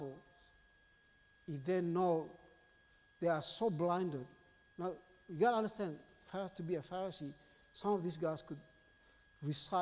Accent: Indonesia; now in Australia; I was born in Indonesia.

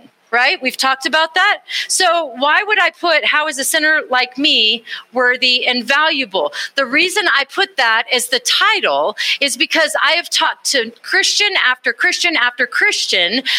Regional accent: Austin, Texas, United States; I grew up in Texas. I grew up in Austin, Texas

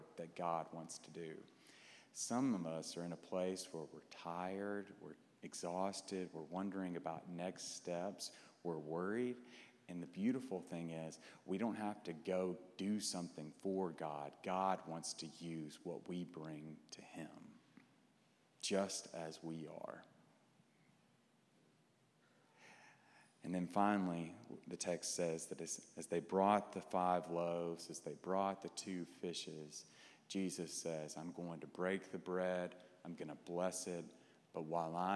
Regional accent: Clarksville, Tennessee, United States; moved away as an adult; also born or lived in Fort Worth, Texas; now in Dallas, United States; I grew up in Clarksville, Tennessee

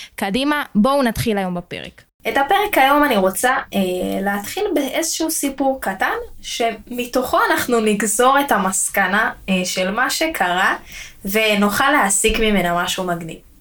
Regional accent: Israel; בתור ישראלים

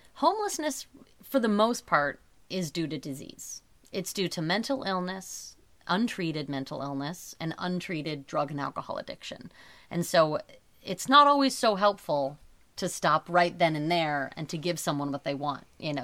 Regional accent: Portland, Oregon, United States; now in New York, United States; where we grew up in Portland, Oregon

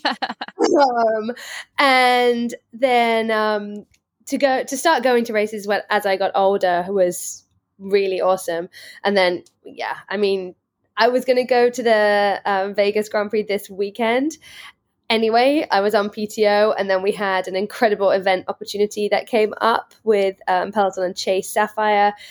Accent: Worcestershire, West Midlands, United Kingdom; moved away as an adult; now in United States; I grew up in Worcestershire, England

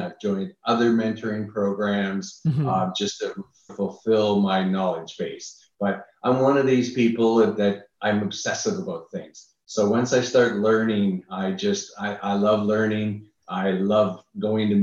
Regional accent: Niagara Falls, Ontario, Canada; moved away as an adult; now in United States; I'm originally from Canada.

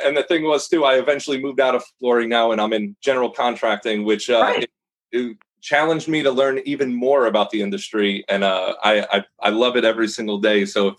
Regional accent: New York, United States; now in Dallas, United States; I moved down in 2009 from New York to Dallas, Texas, and I did not even know multifamily industry existed. I grew up in a flooring industry in New York through my father and his father before that.

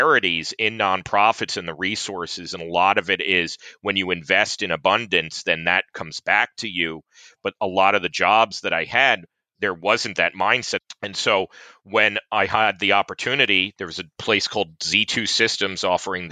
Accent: Newburgh, New York, United States; moved to upstate New York, a place called Newburgh, New York. Eventually is where I really grew up, third grade onward

